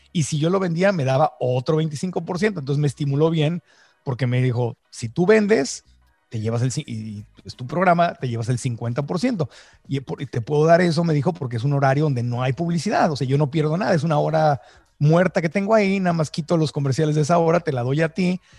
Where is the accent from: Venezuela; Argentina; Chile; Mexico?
Mexico; now in United States; en mi acta de nacimiento mexicana, porque nací en México